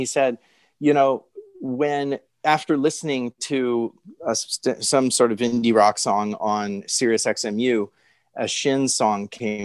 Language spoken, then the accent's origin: English; Hawaii, United States; I was born in Hawaii